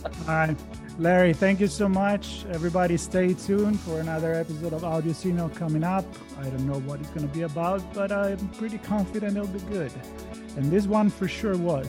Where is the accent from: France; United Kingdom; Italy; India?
Italy; English is a second language; moved away as an adult; now in Los Angeles, United States; I grew up in Italy. I moved in L A in two thousand